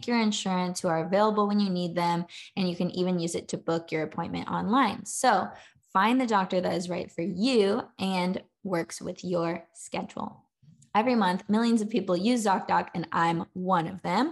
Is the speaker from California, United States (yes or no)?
yes; California, United States; now in Charlotte, United States; I live in Charlotte, North Carolina. But I'm from California originally.